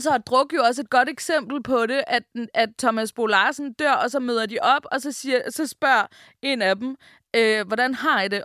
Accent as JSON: {"language": "Danish", "country": "Denmark", "said": "vi danskere"}